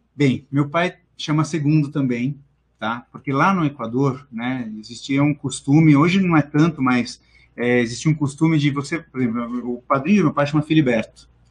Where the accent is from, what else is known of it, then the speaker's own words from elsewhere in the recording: São Paulo, Brazil; also born or lived in Missão Velha, Ceará, Brazil; Eu vim bastante novo, né, para São Paulo, tinha uns 4, 5 anos